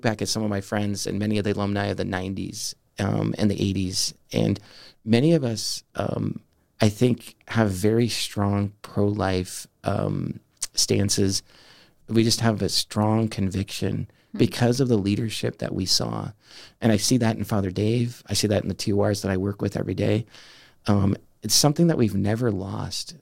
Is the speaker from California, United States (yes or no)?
yes; Southern California, United States; moved away as an adult; also born or lived in Denver, Colorado; now in Steubenville, United States; growing up in Southern California